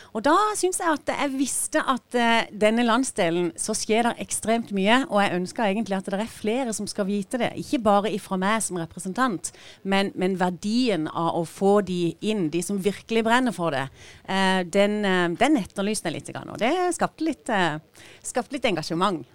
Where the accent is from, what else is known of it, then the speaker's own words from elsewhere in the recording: Sørlandet, Agder, Norway; som sørlendinger så har vi, som Gina sier, vi har mye å by på her nede.